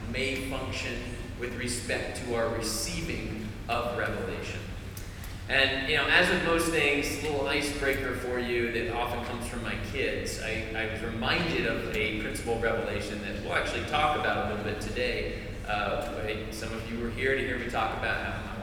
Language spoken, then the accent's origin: English; Arizona, United States; also born or lived in Georgia; now in North Carolina, United States; I'm from Arizona originally